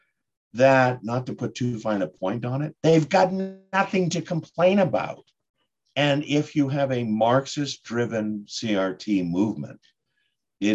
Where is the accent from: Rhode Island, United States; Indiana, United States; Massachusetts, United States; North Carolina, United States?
Massachusetts, United States; Boston; And I'm from Boston.